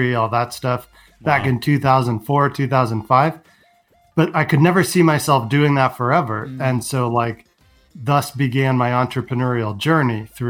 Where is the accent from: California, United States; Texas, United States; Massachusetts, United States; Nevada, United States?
California, United States; San Francisco; I was born in San Francisco, grew up with, you know, a Macintosh